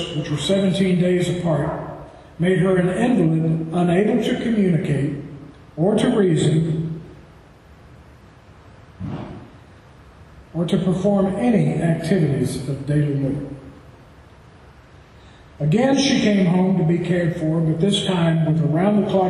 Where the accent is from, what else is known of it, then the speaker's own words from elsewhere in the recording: Tennessee, United States; if you can't tell from my accent, I'm from Tennessee